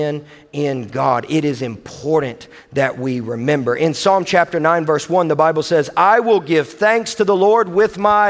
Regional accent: Owensboro, Kentucky, United States; I am from Owensboro, Kentucky

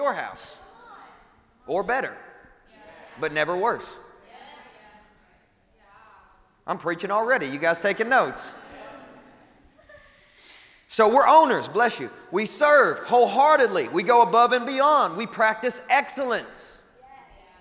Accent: West Kentucky, United States; I grew up in West Kentucky.

